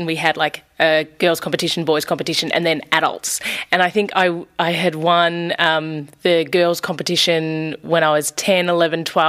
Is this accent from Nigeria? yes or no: no; Blackwood, Victoria, Australia; I grew up in Blackwood, a small country town in Victoria